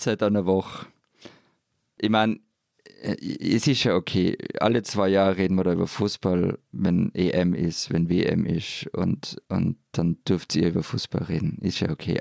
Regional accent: Vorarlberg, Austria; ich in Vorarlberg mit Nähe zur und Freunden und Taufpaten in der Schweiz groß geworden bin

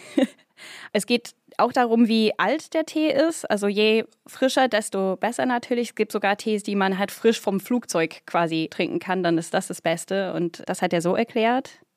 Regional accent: United Kingdom; now in Germany; bin ich auch Britin

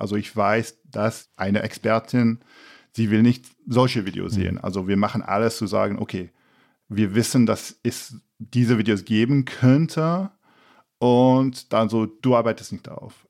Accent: England, United Kingdom; als Engländer

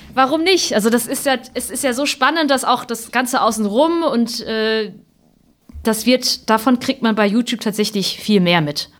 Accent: Hemsbach, Baden-Württemberg, Germany; first language German; also born or lived in Heppenheim, Hesse; ich bin halt in Südhessen geboren und in Nordbaden-Württemberg aufgewachsen

